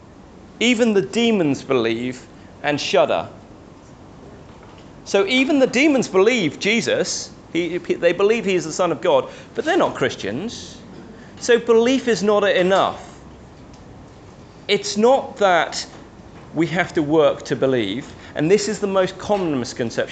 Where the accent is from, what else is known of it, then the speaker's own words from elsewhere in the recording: London, United Kingdom; As a young boy growing up in the Chinese church in London